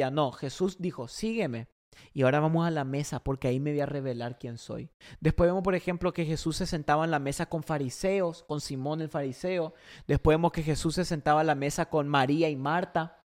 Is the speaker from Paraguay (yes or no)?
yes; Paraguay; now in United States; cuando yo vine de Paraguay, Allá en Paraguay, por ejemplo, Argentina, todos esos países, la, gente, la familia al mediodía se sienta en la mesa con la familia.